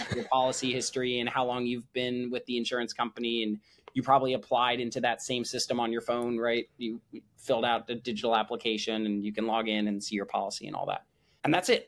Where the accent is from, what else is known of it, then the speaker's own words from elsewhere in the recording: New Jersey, United States; moved away as an adult; also born or lived in Chicago, Illinois; now in San Francisco, United States; born outside of Chicago and grew up in New Jersey.